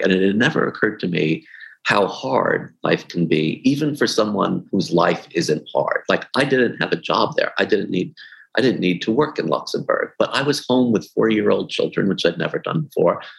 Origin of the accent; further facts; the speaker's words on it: New York City, New York, United States; I grew up in in Brooklyn